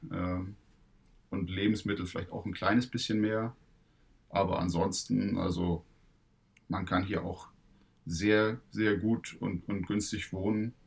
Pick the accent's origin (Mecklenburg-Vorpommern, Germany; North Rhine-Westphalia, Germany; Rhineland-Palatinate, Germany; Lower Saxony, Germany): Mecklenburg-Vorpommern, Germany; Stralsund; ich komme aus Stralsund